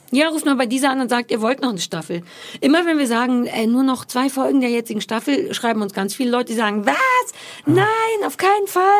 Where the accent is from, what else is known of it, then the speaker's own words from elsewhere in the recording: Berlin, Germany; ich bin quasi in Berlin mit Mitte geboren